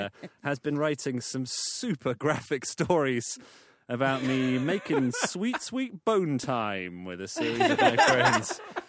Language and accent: English; England, United Kingdom; I am quintessentially English.